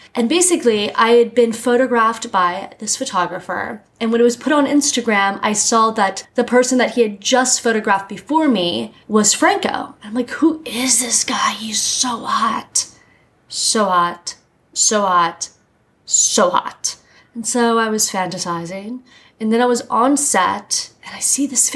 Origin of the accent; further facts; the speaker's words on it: Miami, Florida, United States; now in New York, United States; I grew up in Miami, so it was just hot all the time. And then I moved to New York